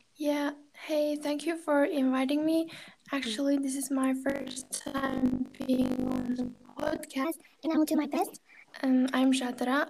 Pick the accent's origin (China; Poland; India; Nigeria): China; first language Kazakh; English is a second language; now in Kazakhstan; I grew up in China, Chinese speaking environment